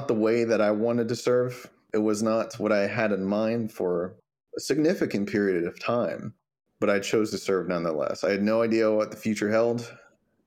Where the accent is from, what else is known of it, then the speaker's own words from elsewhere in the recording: Longview, Texas, United States; moved away as an adult; now in San Antonio, United States; I'm initially from East Texas. My first duty station was in San Antonio. And 11 years later, I am still in San Antonio.